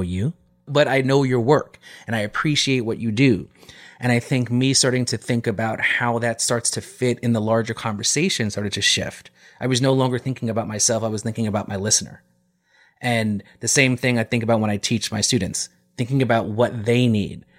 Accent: New York, United States

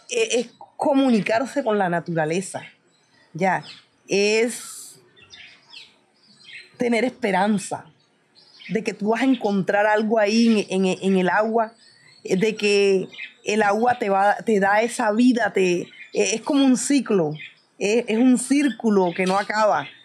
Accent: Carreto, Bolívar, Colombia

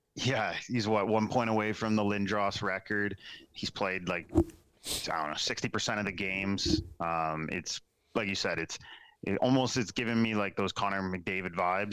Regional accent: Waterloo region, Ontario, Canada; growing up in the Waterloo region.

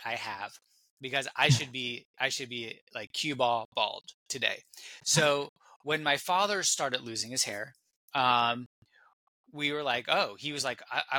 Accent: California, United States; I'm from California. I'm still in California, and growing up in California

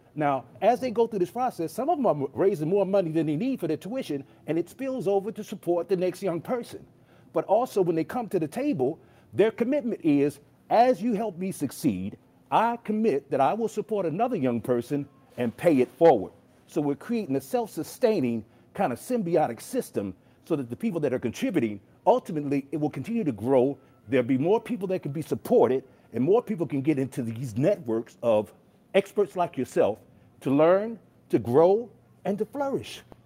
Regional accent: Chicago, Illinois, United States; moved away; I'm from Chicago, and I'm actually on my way to Chicago right now to see my mother

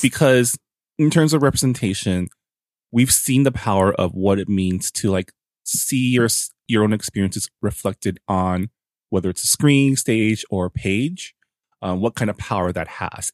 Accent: San Gabriel Valley, California, United States; I grew up in the San Gabriel Valley

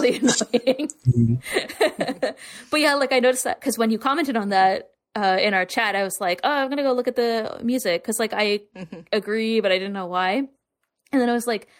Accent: the South, United States; we grew up in the South

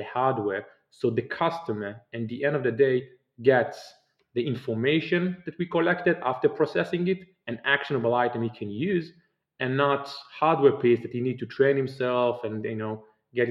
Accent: Israel; I'm originally from Israel, and I grew up in Israel

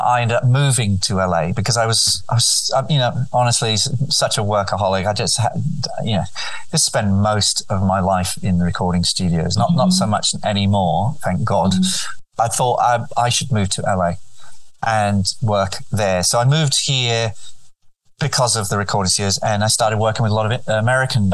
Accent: Spain; moved away; also born or lived in England / London; So bloodwise, I'm quite French, but I grew up in Spain. I did all my education in Spanish, and then went to England.

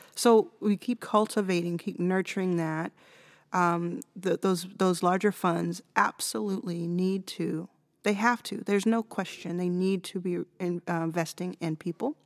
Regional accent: United States; I'm American

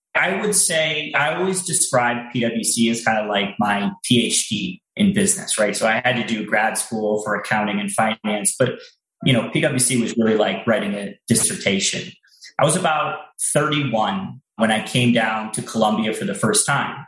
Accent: United States; moved away as an adult; also born or lived in Bermuda / Hong Kong / Beijing; us being American

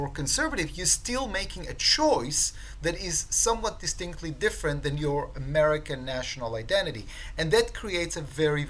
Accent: Ramat Gan, Tel Aviv District, Israel; English is a second language; moved away as an adult; now in United States; I was born in Ramat Gan in Israel. My parents are Orthodox, you know, they're observant Jews

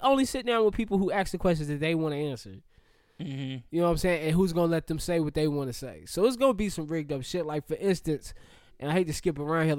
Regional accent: the South, Southern United States, United States; Because I am a Southerner and I've been around Southern niggas from the hood

